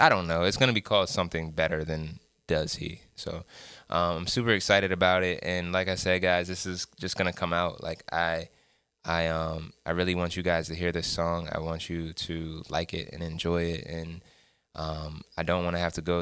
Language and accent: English; Salisbury, Maryland, United States; Salisbury, Maryland, that's my hometown